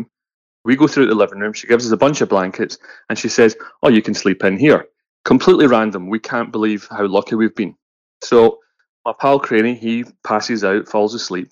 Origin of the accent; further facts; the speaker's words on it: Scotland, United Kingdom; we're from Scotland.